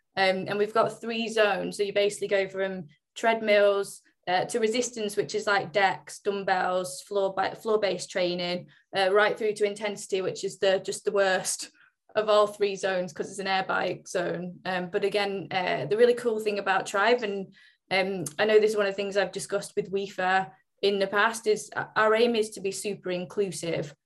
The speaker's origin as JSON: {"language": "English", "town": "Oldham", "region": "North West England", "country": "United Kingdom", "said": "where I'm from originally is actually where I am now. So I'm from just outside Manchester. Um, I'm actually from Oldham, but prefer to say Manchester."}